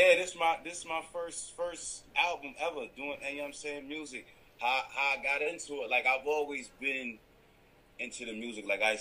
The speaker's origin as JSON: {"language": "English", "town": "Rochester", "region": "New York", "country": "United States", "also_born_or_lived": "Canada", "moved": "yes", "lives_now": "Toronto, Canada", "said": "I had moved from Canada, from New York. I'm originally from Rochester, New York. I just happen to have dual citizenship."}